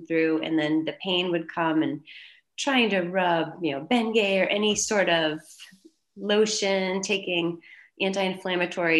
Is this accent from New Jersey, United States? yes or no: no; Chelmsford, Massachusetts, United States; I'm from Chelmsford, Massachusetts. Pretty much lived in New England all my life